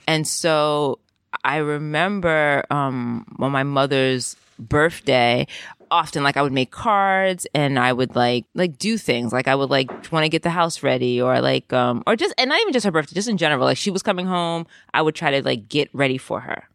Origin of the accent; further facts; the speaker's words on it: New York City, New York, United States; moved away as an adult; now in Amsterdam, Netherlands; I grew up in the Bronx and first generation Jamaican in the Bronx